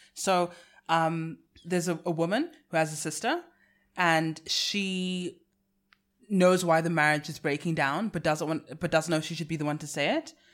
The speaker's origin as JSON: {"language": "English", "country": "South Africa", "accent": "South African", "said": "I sell my South African accent as British"}